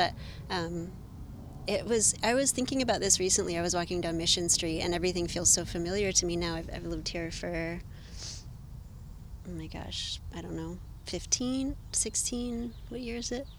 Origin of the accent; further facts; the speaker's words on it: Livermore, California, United States; moved away as an adult; also born or lived in Santa Barbara / New York City; now in San Francisco, United States; I grew up in Livermore. I then left for college. I went to college in Santa Barbara.